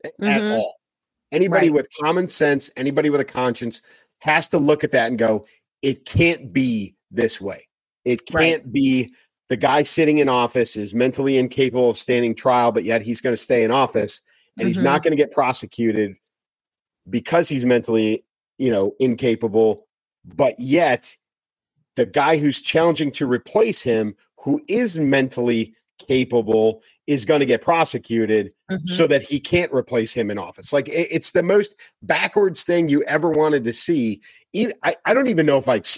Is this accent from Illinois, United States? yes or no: yes; Chicago, Illinois, United States; I'm a kid from Chicago